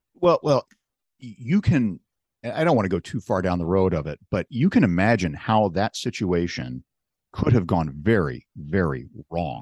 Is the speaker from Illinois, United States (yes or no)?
yes; Chicago, Illinois, United States; I'm from Chicago